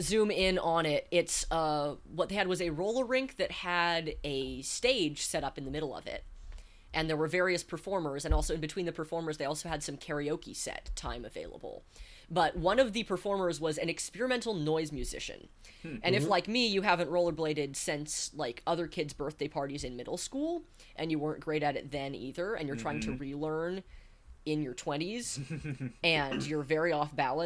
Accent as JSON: {"language": "English", "region": "Northern California", "country": "United States", "tie": "born or raised there", "said": "I grew up in Northern California"}